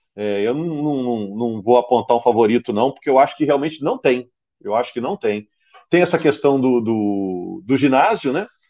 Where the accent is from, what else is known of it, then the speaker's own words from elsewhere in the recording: Juiz de Fora, Minas Gerais, Brazil; Eu sou da cidade do Giovanni Gávio